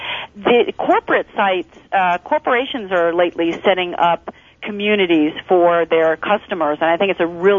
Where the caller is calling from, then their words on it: Las Vegas, Nevada, United States; I'm calling from Las Vegas, and I was attending yesterday the Executive and Entrepreneur Conference here